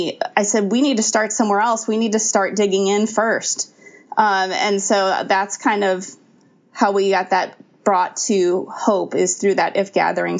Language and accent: English; Ferguson, Missouri, United States; I grew up in Ferguson, Missouri.